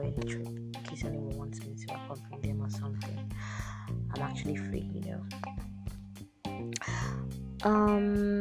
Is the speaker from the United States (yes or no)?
no; Abia, Nigeria; now in Port Harcourt, Nigeria; I'm from Abia State, I'm Igbo by tribe